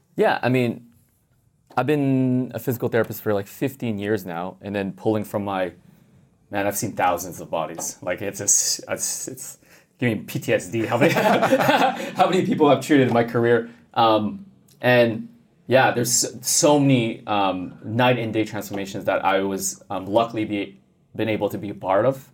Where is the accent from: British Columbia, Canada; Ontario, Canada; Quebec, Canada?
Quebec, Canada; Montreal; growing up in Canada, yeah. So I'm originally from Montreal.